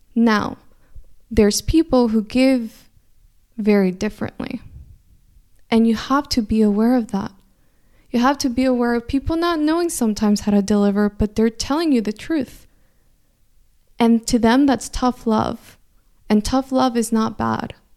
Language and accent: English; California, United States; first language Spanish; English is a second language; I grew up in California, but I grew up in a household where we only spoke Spanish inside the house